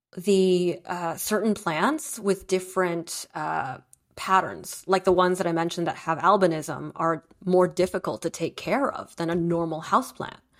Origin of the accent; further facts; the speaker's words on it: New Jersey, United States; also born or lived in Beijing, China / Brooklyn, New York; my parents wanted to move out of Sunset Park and move to New Jersey and hit the burbs